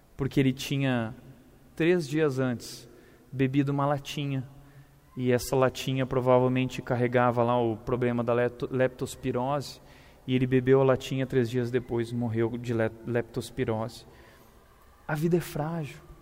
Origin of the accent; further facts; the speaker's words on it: Rio Grande do Sul, Brazil; moved away; also born or lived in Vinhedo; eu sou gaúcho